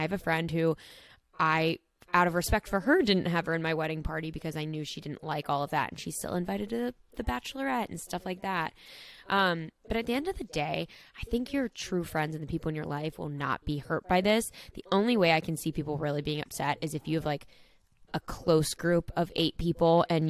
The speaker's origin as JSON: {"language": "English", "town": "San Antonio", "region": "Texas", "country": "United States", "said": "I'm 21 and from San Antonio, Texas."}